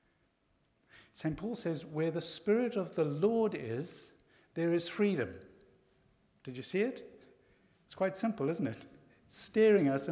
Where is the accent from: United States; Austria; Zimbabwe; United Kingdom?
Zimbabwe; I was born and raised in Zimbabwe